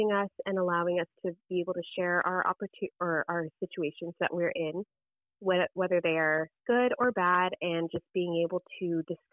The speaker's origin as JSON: {"language": "English", "region": "Southern California", "country": "United States", "tie": "born or raised there", "said": "I grew up in Southern California"}